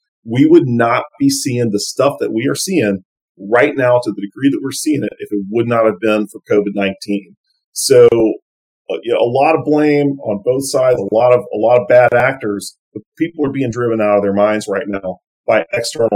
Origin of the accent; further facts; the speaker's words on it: Lake Charles, Louisiana, United States; my hometown of Lake Charles